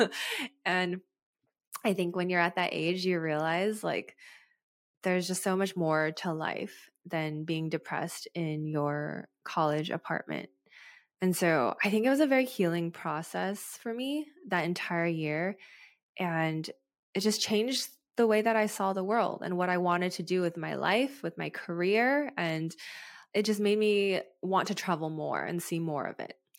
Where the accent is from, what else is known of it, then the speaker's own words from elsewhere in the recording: United States; as an American